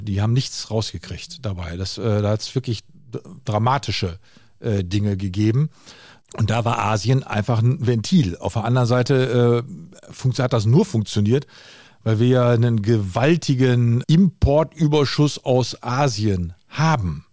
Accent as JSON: {"language": "German", "region": "North Rhine-Westphalia", "country": "Germany", "said": "bei uns in Westfalen"}